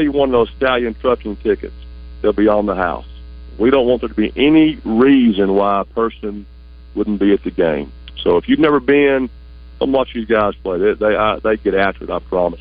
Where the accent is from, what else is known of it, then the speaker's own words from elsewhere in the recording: Ashdown, Arkansas, United States; now in Searcy, United States; I'm actually from Ashdown. I'm a proud Ashdown